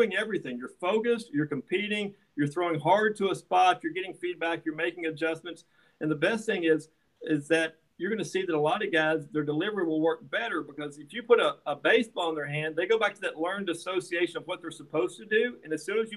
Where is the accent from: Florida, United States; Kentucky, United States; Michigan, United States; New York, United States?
Kentucky, United States; moved away as an adult; also born or lived in Nashville, Tennessee; now in Huntington Beach, United States; I grew up in Kentucky, so basketball is religious